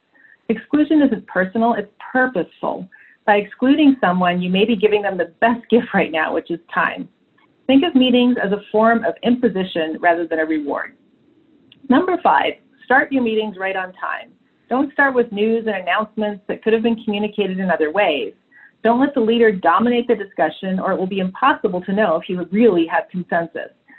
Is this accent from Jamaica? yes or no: no; Canada; I was born in Canada